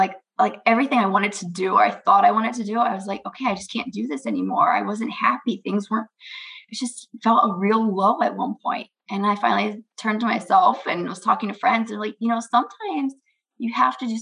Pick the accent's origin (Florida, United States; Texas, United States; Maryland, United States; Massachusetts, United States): Maryland, United States; moved away as an adult; also born or lived in Indiana; now in Michigan, United States; I grew up in Maryland.